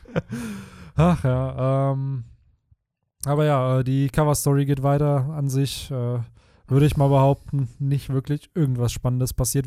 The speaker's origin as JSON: {"language": "German", "town": "Bielefeld", "region": "North Rhine-Westphalia", "country": "Germany", "tie": "born or raised there", "said": "hier bei uns in Bielefeld betrachtet, so voll viele Orte, wo ich als Kind gespielt habe"}